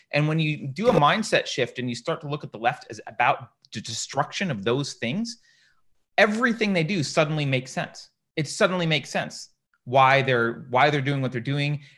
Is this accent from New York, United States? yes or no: yes; upstate New York, United States; I did not grow up in the Deep South. I grew up in upstate New York